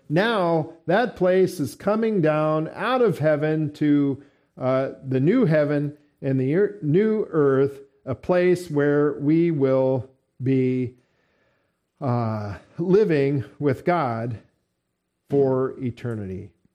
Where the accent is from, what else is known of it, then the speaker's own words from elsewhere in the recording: United States; We're Americans here